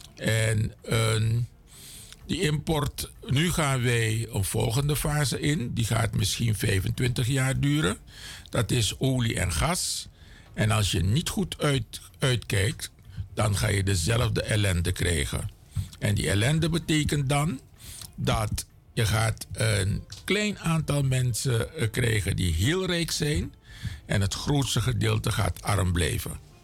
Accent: Suriname; also born or lived in Cameroon (ancestry); als Surinamer

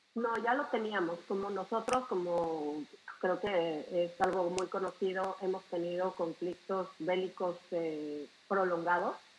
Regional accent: Mexico; now in Israel; soy mexicana y vivo en Israel hace 10 años

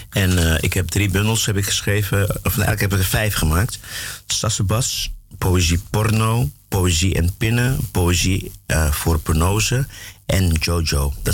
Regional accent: Klaaskreek, Brokopondo, Suriname; Ja, ik ben in Broekenpondel geboren. Maar Klaaskreek was mijn dorp.

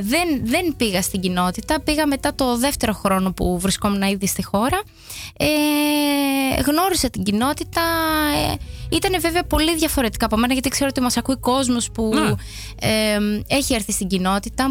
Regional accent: Heraklion, Crete, Greece; moved away as an adult; also born or lived in Agios Thomas / Amsterdam, Netherlands; now in Netherlands; Εγώ είμαι από την Κρήτη, από το Ηράκλειο

